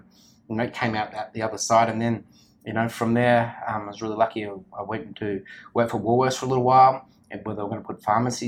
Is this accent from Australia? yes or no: yes; Sydney, New South Wales, Australia; now in Melbourne, Australia; I was born in Sydney, and where I grew up, I was really lucky. My parents' house was on just before a national park